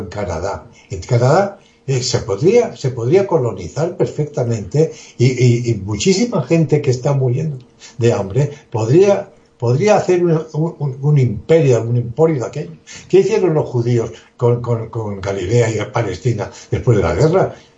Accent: Spain; somos los españoles

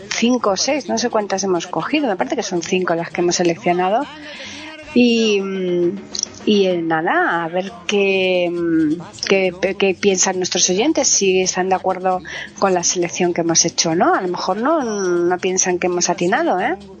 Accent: Alcalá de Guadaíra, Andalusia, Spain; moved away; yo donde yo vivía en Alcalá de Guadaira estaba muy cerca la base de Borón de la frontera y, y, entonces había americanos que vivían allí en mi pueblo

